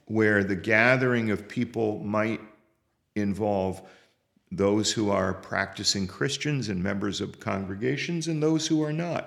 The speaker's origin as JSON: {"language": "English", "town": "Bethlehem", "region": "Pennsylvania", "country": "United States", "tie": "born or raised there", "said": "I grew up in Bethlehem, Pennsylvania"}